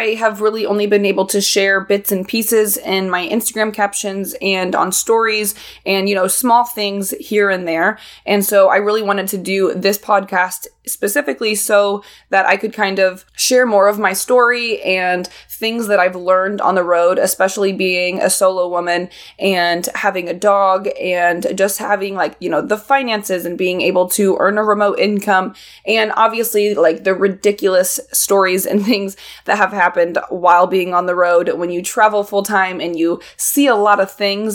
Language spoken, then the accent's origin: English; Indianapolis, Indiana, United States; I was born and raised in Indianapolis, Indiana.